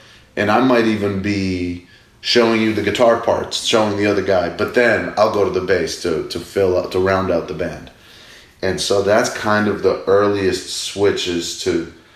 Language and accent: English; Massachusetts, United States; Growing up in Mass in America